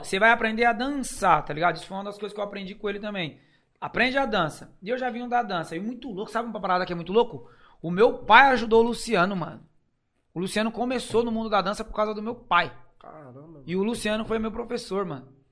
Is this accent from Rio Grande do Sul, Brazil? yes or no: no; São Paulo, Brazil; Não, gente, São Remo